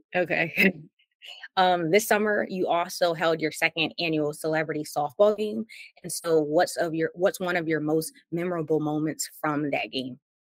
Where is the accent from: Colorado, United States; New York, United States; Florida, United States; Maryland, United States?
Maryland, United States; I'm from Maryland, and so growing up, Allen Iverson um, sometimes would be in the area